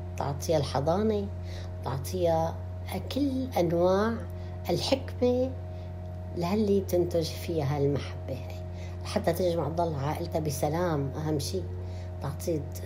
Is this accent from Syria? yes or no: yes; Damascus, Damascus Governorate, Syria; moved away as an adult; now in Canada; ولدت في مدينه دمشق واكيد ترعرعنا هناك بهالمدينه العظيمه التاريخيه الاصيله